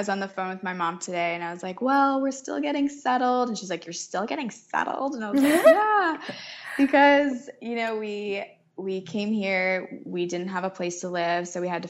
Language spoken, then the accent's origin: English; Boston, Massachusetts, United States; moved away as an adult; also born or lived in Syracuse; now in Taiwan; I'm from Boston, Massachusetts.